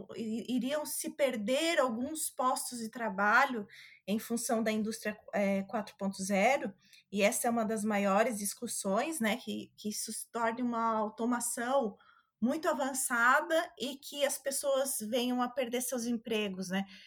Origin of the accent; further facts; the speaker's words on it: Santa Catarina, Brazil; eu sou de Santa Catarina